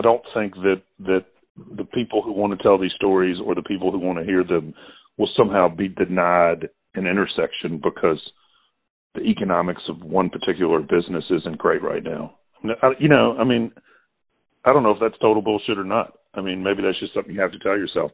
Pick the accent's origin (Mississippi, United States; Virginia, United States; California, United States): Mississippi, United States; Clarksdale; also born or lived in Oxford, Mississippi / Kansas City; I was born actually in Clarksdale, Mississippi, which is a farming town about an hour from here.